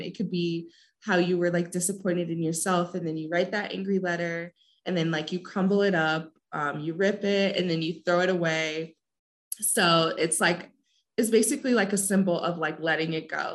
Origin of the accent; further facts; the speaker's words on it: South Bend, Indiana, United States; moved away as an adult; now in Puebla, Mexico; I'm also from South Bend